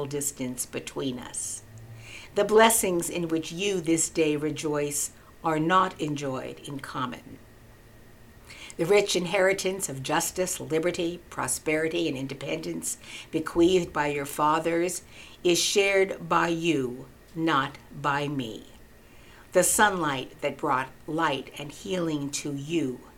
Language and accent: English; United States; But I am American